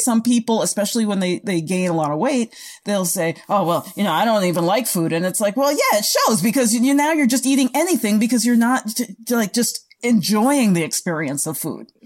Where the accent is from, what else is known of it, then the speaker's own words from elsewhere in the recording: United States; as Americans or North Americans